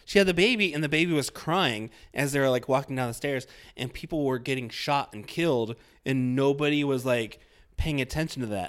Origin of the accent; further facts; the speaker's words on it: Iowa, United States; I'm from Iowa